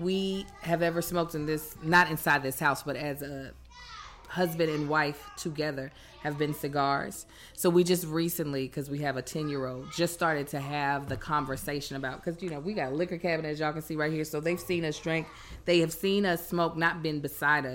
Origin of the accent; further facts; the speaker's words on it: Baltimore, Maryland, United States; now in Los Angeles, United States; I was born in Baltimore. You know, Baltimore, we got real